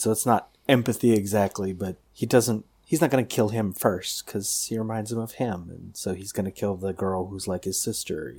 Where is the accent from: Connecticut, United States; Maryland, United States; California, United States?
California, United States; Pasadena; I grew up in Pasadena